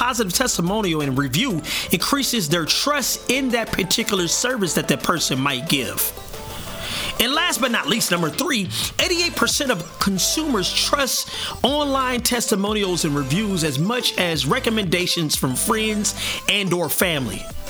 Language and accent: English; South Bend, Indiana, United States; my hometown, South Bend, Indiana